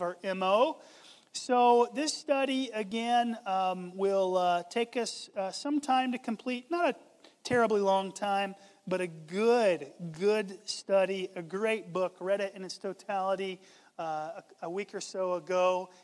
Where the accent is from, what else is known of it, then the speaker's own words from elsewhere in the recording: Southeast, United States; I grew up in the Southeast